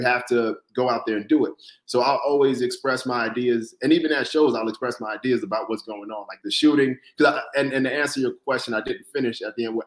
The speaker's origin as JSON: {"language": "English", "region": "Florida", "country": "United States", "tie": "born or raised there", "also_born_or_lived": "Brooklyn, New York", "moved": "as an adult", "lives_now": "New York, United States", "said": "born in Brooklyn, but raised in Florida"}